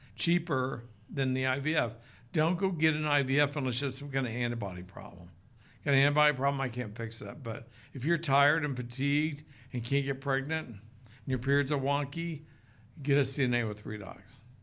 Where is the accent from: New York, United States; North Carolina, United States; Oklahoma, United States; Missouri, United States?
Oklahoma, United States; now in Utah, United States; I grew up in Oklahoma